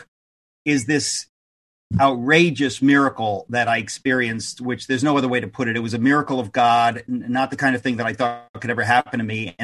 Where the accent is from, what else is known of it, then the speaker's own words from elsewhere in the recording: United States; as an American